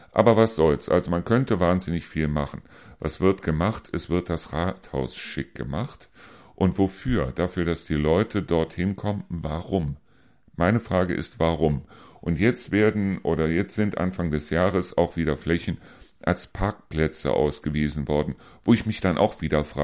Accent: Neuss, North Rhine-Westphalia, Germany; Ich komme selber aus Neuss.

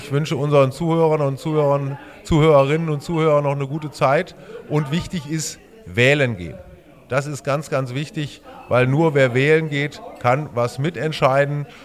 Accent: Trendelburg, Hesse, Germany; Das, das, sage ich sehr gerne, weil ich meine Heimat liebe, weil ich mich dafür einsetzen will, dass die Stadt Trendelburg noch ein bisschen noch schöner wird.

